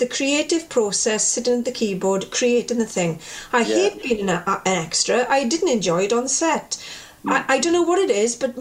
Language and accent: English; Welsh, Wales, United Kingdom; as a Welsh person